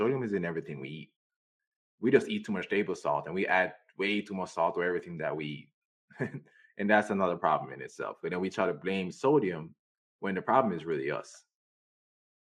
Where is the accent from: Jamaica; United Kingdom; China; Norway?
Jamaica; moved away; I grew up in Jamaica